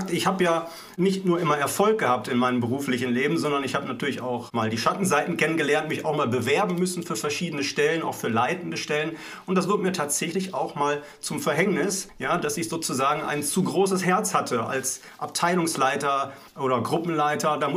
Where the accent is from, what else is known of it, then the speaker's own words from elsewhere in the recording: Essen, North Rhine-Westphalia, Germany; born there; bin geboren in Essen im Ruhrgebiet.